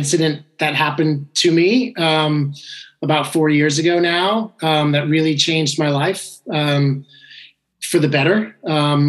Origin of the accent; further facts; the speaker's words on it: San Francisco, Marin County, California, United States; moved away as an adult; also born or lived in San Diego / Los Angeles; now in Hermosa Beach, United States; I grew up in San Francisco in Marin County